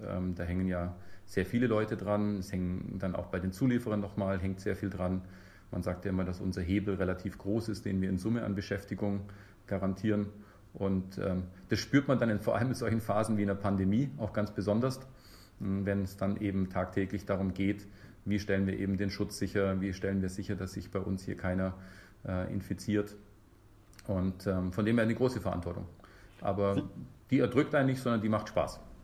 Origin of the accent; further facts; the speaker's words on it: Memmingen, Bavaria, Germany; moved away as an adult; also born or lived in Munich; now in Bremen, Germany; ich bin gebürtiger Bayer, ehrlich gesagt. Ich komme aus Memmingen und ähm, habe auch in München studiert, also äh, so meine Schule und Studium in, im Süden verbracht